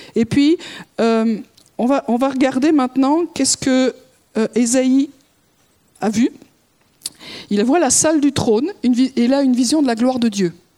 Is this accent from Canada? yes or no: no; France; en tant que Français